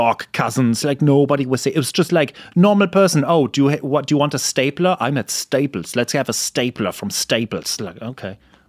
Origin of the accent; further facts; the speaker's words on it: Germany; moved away; I'm from Germany, so I like the cold.